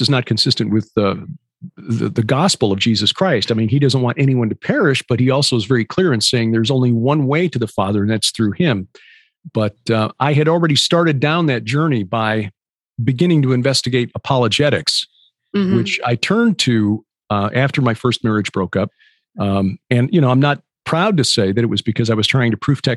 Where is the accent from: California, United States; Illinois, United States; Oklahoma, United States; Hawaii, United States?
Illinois, United States; Chicago; I'm from Chicago